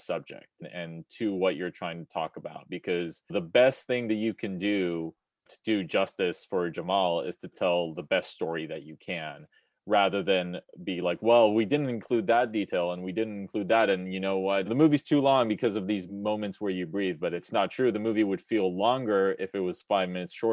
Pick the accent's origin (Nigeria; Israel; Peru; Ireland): Israel; I'm personally from Israel